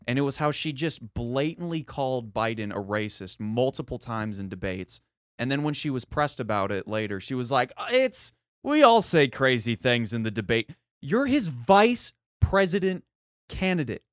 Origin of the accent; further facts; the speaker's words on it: United States; as an American